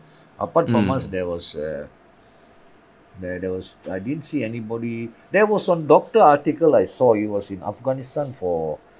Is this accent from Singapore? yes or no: yes; Singapore; And I go there when they ask me where I'm from, I say, I'm from Singapore.